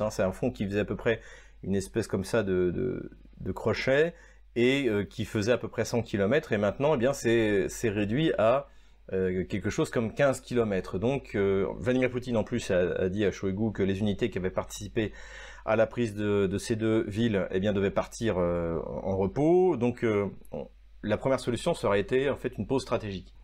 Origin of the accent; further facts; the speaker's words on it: France; en tant que Français